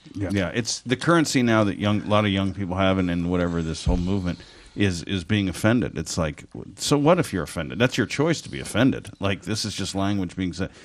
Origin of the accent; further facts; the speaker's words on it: Orange, California, United States; also born or lived in Midwest / Los Angeles; I grew up in, uh, Orange, in Orange County and lived in L.A. Uh, 20 years